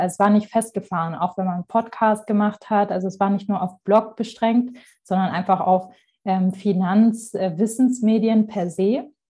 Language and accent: German; Marbach am Neckar, Baden-Württemberg, Germany; mein Ort, wo ich aufgewachsen bin, Marbach am Neckar